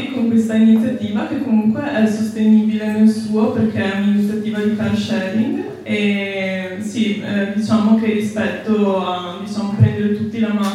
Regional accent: Treviso, Veneto, Italy; io sono di Treviso, quindi non sarei così distante

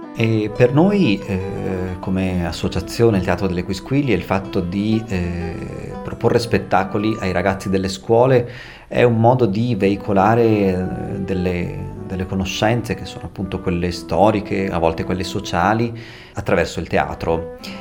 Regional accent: Trentino-Alto Adige, Italy; accent: Trentino dialect; first language Trentino dialect; io parlo in dialetto trentino, che è di fatto la mia lingua madre

